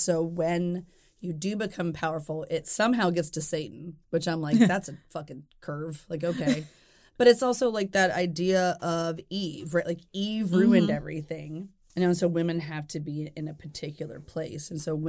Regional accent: Deep South, United States; And also growing up in the Deep South, it may be a little bit different, but in other places, but it still felt very, very present.

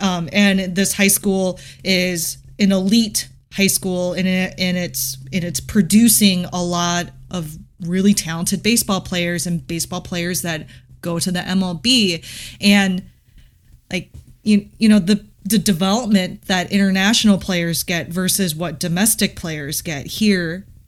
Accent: United States; I am Korean American. I am the daughter of South Korean immigrants. I feel very Korean and very proud to be Korean.

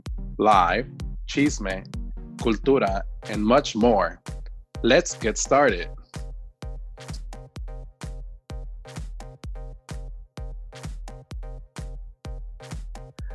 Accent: Rio Grande Valley, Texas, United States; also born or lived in Tamaulipas, Mexico; now in Austin, United States; I was born in the Huasteca region, al sur de Tamaulipas, Mexico, and immigrated to the United States at the age of 10 as an undocumented, unaccompanied minor. I call Texas home, and I do call the Rio Grande Valley my first home

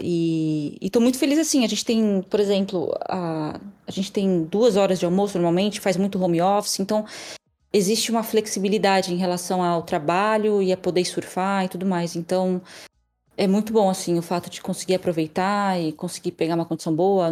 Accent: Florianópolis, Santa Catarina, Brazil; moved away as an adult; also born or lived in São Paulo; now in France; eu sou de São Paulo, mas eu fui criada em Floripa, com uns 13 anos eu fui para Floripa

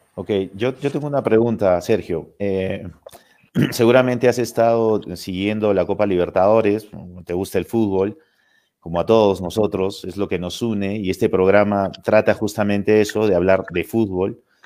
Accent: Cusco, Peru; para nosotros como cusqueños

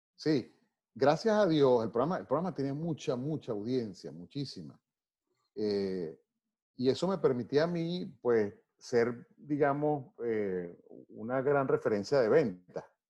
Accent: Venezuela; moved away as an adult; also born or lived in Maracay; yo simplemente soy un venezolano

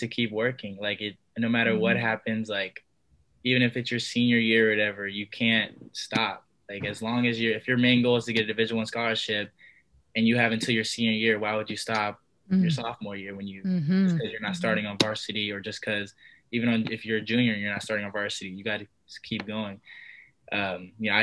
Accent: Sacramento, California, United States; It'll be in my hometown. It'll be in Sacramento

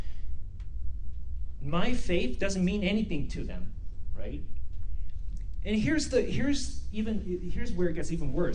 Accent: South Korea; also born or lived in Vancouver, Canada / Abbotsford, Canada; now in Spruce Grove, Canada; Where I come from South Korea

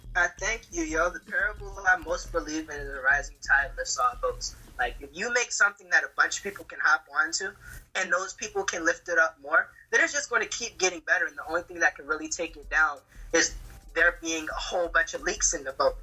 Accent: Georgia, United States; we grew up in Georgia

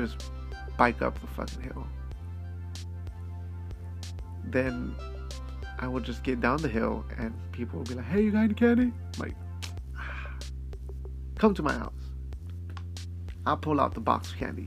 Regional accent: Idaho, United States; Growing up in Idaho

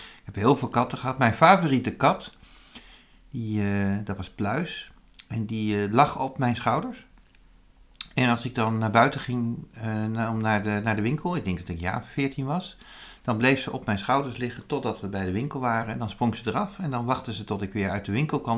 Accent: Zutphen, Gelderland, Netherlands; dat was in Zutphen, waar ik vandaan kom

